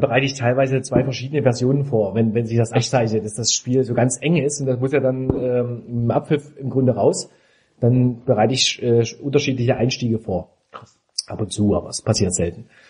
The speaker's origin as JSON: {"language": "German", "town": "Dresden", "region": "Saxony", "country": "Germany", "tie": "born or raised there", "moved": "yes", "lives_now": "Leipzig, Germany", "said": "Dresden ist ja meine Heimatstadt"}